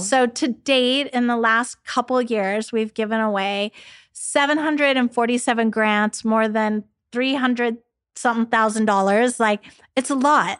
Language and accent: English; San Diego, California, United States; Growing up in San Diego, you know, so close to Mexico